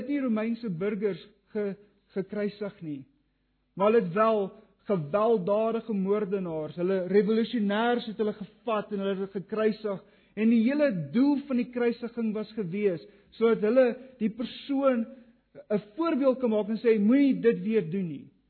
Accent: Kriel, Mpumalanga, South Africa; Ek het op Kriel groot geword

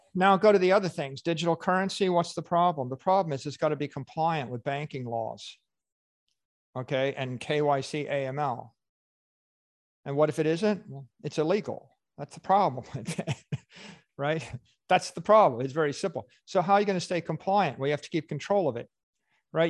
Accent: Miami Beach, Florida, United States; my hometown

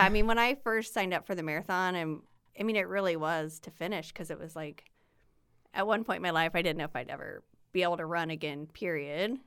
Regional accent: Swayzee, Indiana, United States; moved away as an adult; now in Indianapolis, United States; I am born and raised in Indiana, grew up in a small town about an hour north of here, the only Swayze in the world

